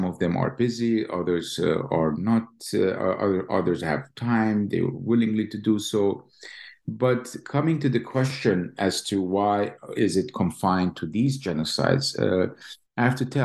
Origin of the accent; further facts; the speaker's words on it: Jerusalem, Palestine; moved away as an adult; now in Lincoln, United States; I was born and raised in East Jerusalem. Uh, graduated from the Hebrew University and came to Columbia, got my PhD, and then went to MIT for two years